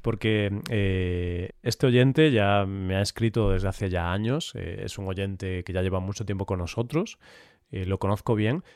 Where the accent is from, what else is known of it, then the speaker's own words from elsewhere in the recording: Vigo, Galicia, Spain; moved away; Vigo es mi ciudad natal